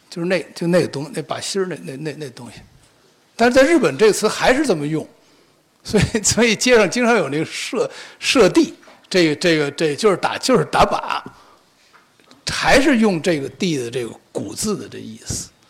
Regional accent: China; 我们中国人

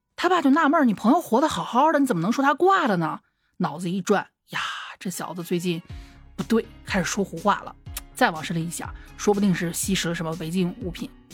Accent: Xi'an, Shaanxi, China; 我们西安这边

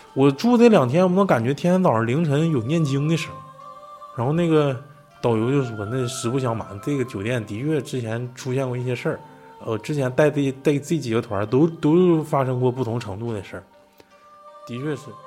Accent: Mulan, Heilongjiang, China; 我老家那边儿，因为我老家不是木兰县嘛，也是松花江，江畔

